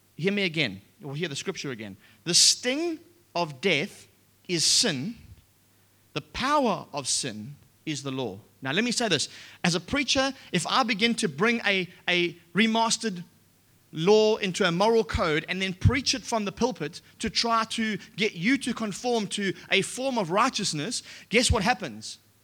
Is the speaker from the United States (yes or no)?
no; Australia; we're Australian